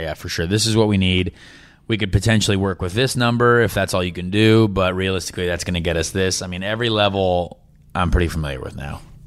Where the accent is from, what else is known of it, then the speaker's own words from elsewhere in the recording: Indianapolis, Indiana, United States; It's my hometown